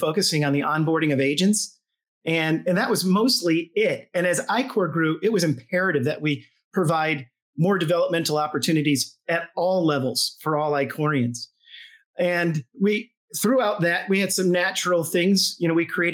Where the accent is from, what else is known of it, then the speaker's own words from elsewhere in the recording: Charleston, South Carolina, United States; I'm from Charleston, South Carolina